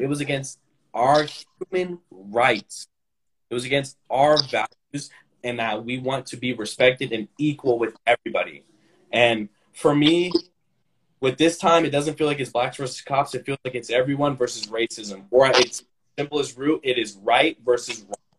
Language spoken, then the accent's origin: English; Sacramento, California, United States; now in Roseville, United States; I was born and raised in Sacramento, California, specifically the Antelope North Highlands area. Um, I, am a resident in Roseville, California